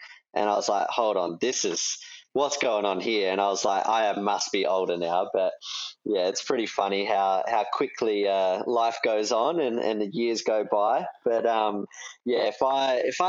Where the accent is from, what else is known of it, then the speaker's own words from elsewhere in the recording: Australia; I am Australian